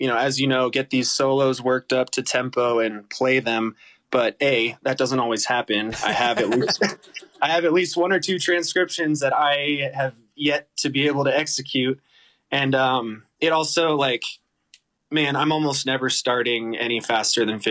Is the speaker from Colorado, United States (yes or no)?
yes; Boulder, Colorado, United States; also born or lived in Boston; I grew up in Boulder, Colorado.